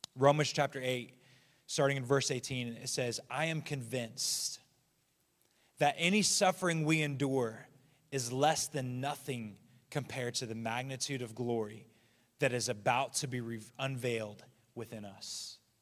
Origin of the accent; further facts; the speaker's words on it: United States; as an American